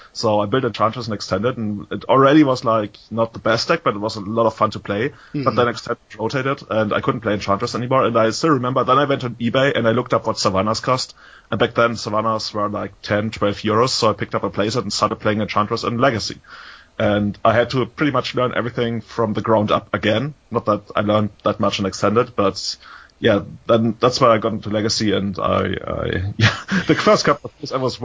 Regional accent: Munich, Bavaria, Germany; I was born in 1985 in Munich

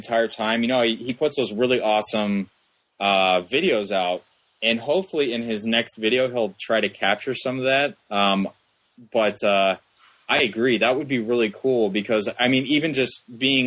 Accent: Columbus, Ohio, United States; I'm from Columbus, Ohio

